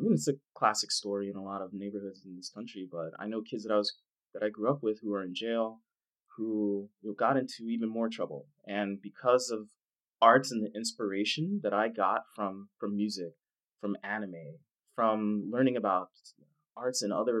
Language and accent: English; Dallas, Texas, United States; I grew up in Dallas, poor neighborhood